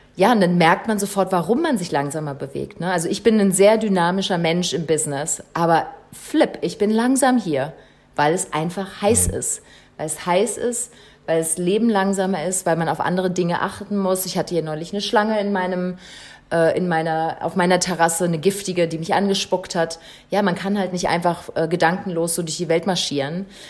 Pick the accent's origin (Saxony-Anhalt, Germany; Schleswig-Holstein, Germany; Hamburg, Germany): Saxony-Anhalt, Germany; also born or lived in Berlin; now in Botswana; ich komme aus Berlin ursprünglich, also ursprünglich komme ich aus Sachsen-Anhalt, äh, auch aus dem Wald.